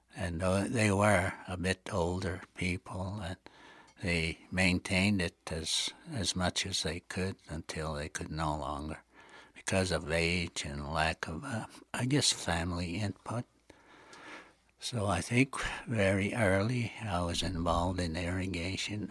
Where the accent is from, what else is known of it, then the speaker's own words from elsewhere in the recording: Blood Tribe, Alberta, Canada; in our community, the Blood Tribe.